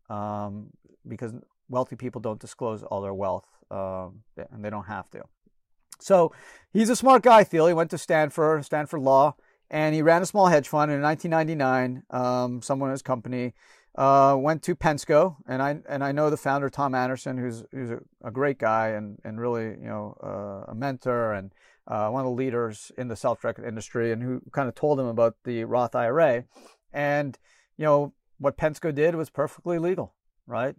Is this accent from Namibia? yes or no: no; Canada; now in United States; I was born in Canada